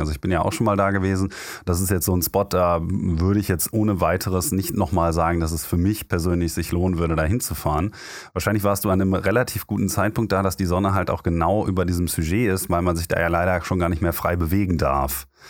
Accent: Germany; als Deutscher

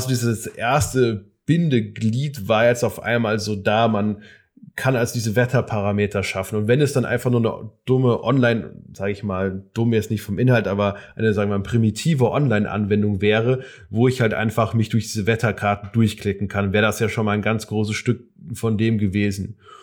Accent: Darmstadt, Hesse, Germany; bei mir aus Darmstadt, aus meiner Heimatstadt

